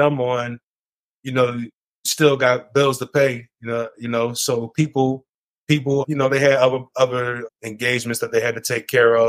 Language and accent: English; Philadelphia, Pennsylvania, United States; I'm from Philly